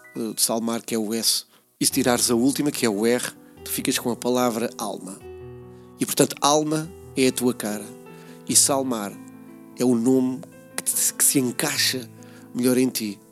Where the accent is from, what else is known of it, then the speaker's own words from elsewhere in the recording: Peniche, Centro, Portugal; aqui na cidade de Peniche, no bairro onde nasci, uh, o Campo da Torre